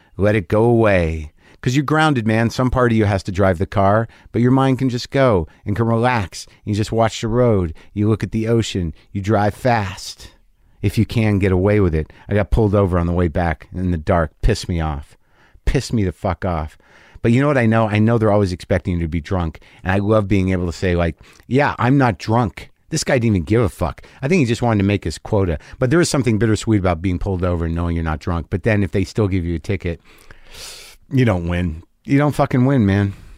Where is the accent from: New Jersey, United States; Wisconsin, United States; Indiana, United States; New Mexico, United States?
New Mexico, United States; Albuquerque; moved away; I grew up in Albuquerque, New Mexico